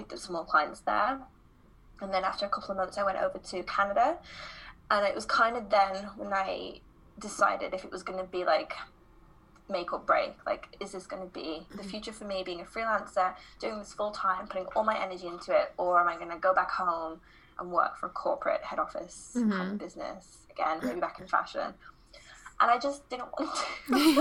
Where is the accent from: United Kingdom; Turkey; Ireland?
United Kingdom; moved away as an adult; also born or lived in London / Guatemala / Copenhagen, Denmark; I am obviously British, but I've been traveling the last 4 years, and the last year I have spent in Denmark in Copenhagen